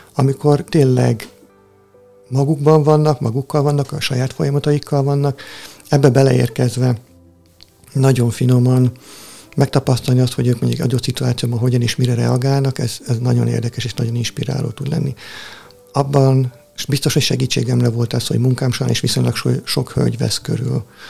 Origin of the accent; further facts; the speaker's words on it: Tihany, Veszprém County, Hungary; Tihanyból származom, az apátság mellett nőttem fel